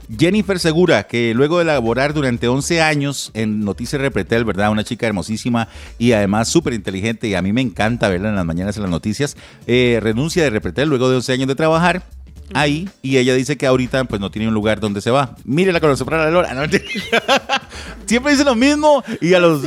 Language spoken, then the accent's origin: Spanish; Moravia, San José, Costa Rica; yo soy de Moravia